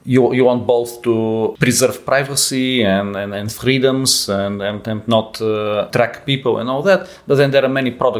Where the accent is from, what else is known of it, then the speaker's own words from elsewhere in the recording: Bulgaria; moved away; also born or lived in Netherlands; I'm from Europe. I was born in Bulgaria and I started in the Netherlands